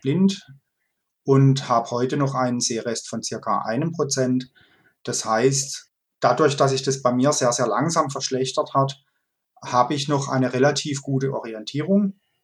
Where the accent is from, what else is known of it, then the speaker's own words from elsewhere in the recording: Kaiserstuhl, Baden-Württemberg, Germany; also born or lived in Freiburg; Ich bin äh, in Freiburg geboren und im Kaiserstuhl aufgewachsen